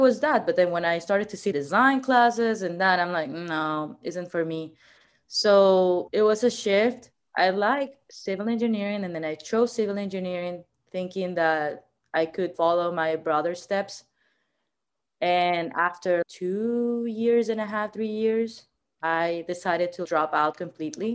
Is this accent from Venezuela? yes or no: yes; Venezuela; English is a second language; moved away as an adult; also born or lived in Miami, United States; now in Los Angeles, United States; I'm originally born and raised actually in Venezuela, so I'm South American